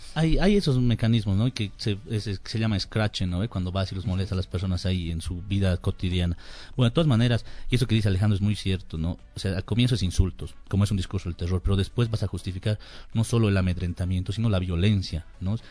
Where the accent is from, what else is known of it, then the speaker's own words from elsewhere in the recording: Bolivia; en Bolivia estamos unidos y no estamos, somos los bolivianos